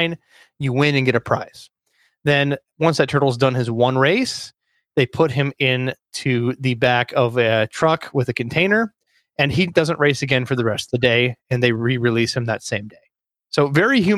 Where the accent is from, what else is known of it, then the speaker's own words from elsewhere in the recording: Perham, Minnesota, United States; Being raised in central northern Minnesota, I'm in the heart of the lakes.